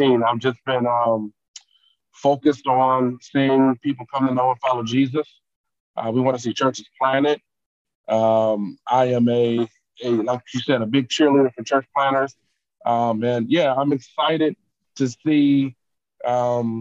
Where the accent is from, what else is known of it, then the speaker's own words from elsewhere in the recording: Detroit, Michigan, United States; I grew up in Detroit, born and raised in the city